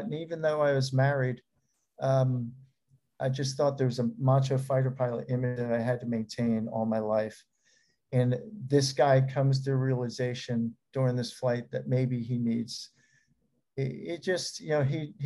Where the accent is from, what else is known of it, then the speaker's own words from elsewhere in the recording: New Jersey, United States; I'm from New Jersey